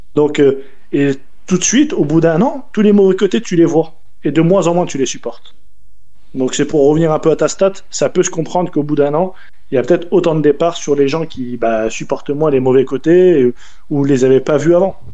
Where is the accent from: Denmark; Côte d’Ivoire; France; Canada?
France; moved away as an adult; also born or lived in Paris; Je suis pas de Paris, je suis à la base, euh, j'arrive de, province